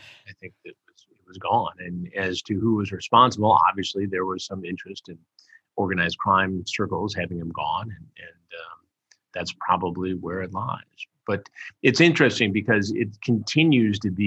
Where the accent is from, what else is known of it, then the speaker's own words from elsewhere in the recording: Detroit, Michigan, United States; I grew up in Detroit